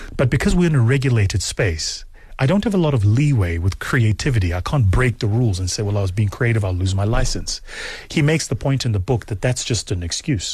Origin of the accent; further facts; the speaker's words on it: South Africa; as a South African, it's not the model of management I was taught